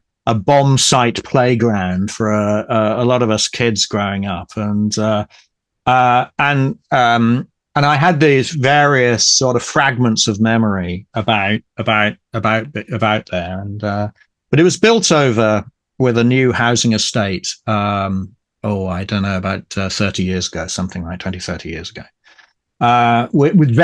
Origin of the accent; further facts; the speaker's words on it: Ipswich, East of England, United Kingdom; Ipswich, which, as I say, is my hometown, and near to Ipswich I live right now.